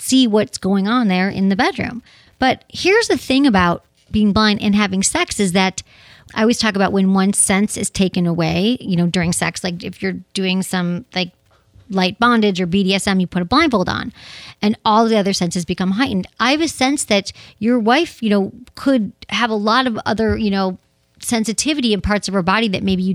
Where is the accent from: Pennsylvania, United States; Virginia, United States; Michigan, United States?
Michigan, United States; we're both from Michigan